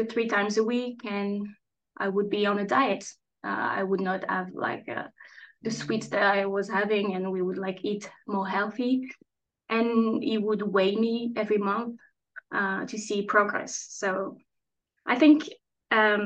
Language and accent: English; France; also born or lived in Strasbourg; I'm French, and I'm chatting today from Strasbourg